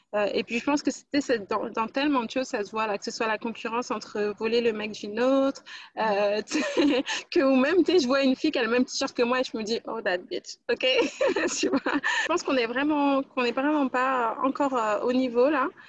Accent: France; moved away as an adult; now in Montreal, Canada; je suis née en France, mais ça fait euh, un an que j'habite à Montréal maintenant. je suis d'origine guadeloupéenne.

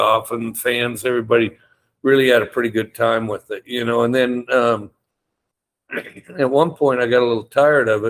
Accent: Cody, Wyoming, United States; moved away; also born or lived in Valdosta, Georgia; Cody, Wyoming's a tourist town that has ranching, and it's near Yellowstone National Park, and I'm from Cody

